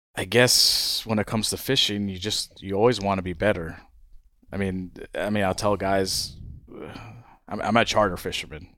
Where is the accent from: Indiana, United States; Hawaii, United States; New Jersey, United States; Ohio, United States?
Hawaii, United States; moved away as an adult; also born or lived in California; now in Guatemala; My brother and I grew up in Hawaii